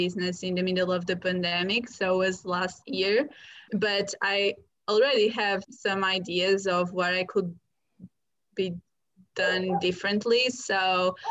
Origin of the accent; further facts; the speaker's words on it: Portugal; moved away as an adult; now in London, United Kingdom; I'm originally from Portugal